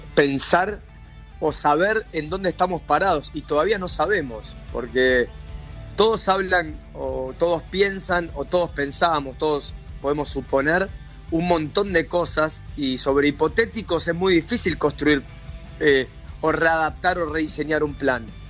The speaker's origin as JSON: {"language": "Spanish", "country": "Argentina", "said": "nosotros como argentinos"}